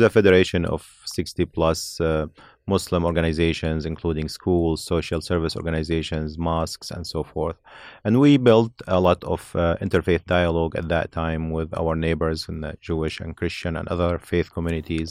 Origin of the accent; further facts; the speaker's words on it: Homs, Homs Governorate, Syria; moved away as an adult; now in Chicago, United States; I was born and raised in Syria in a city called Homs.